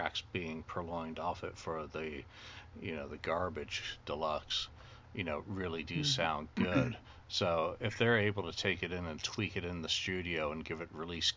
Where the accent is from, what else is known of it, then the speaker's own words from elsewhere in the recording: United Kingdom; as a Brit